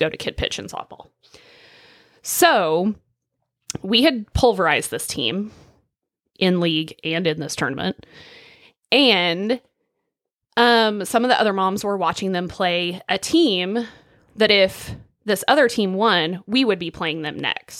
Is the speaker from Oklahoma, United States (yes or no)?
yes; Northwest Oklahoma, United States; I'm not gonna pretend I didn't grow up in Northwest Oklahoma